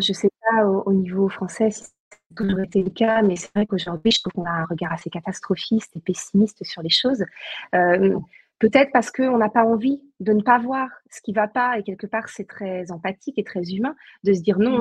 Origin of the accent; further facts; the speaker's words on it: Saint-Nazaire, Pays de la Loire, France; moved away; je suis originaire de Saint-Nazaire